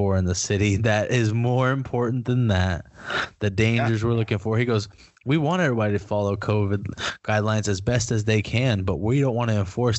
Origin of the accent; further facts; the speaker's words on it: United States; I love being American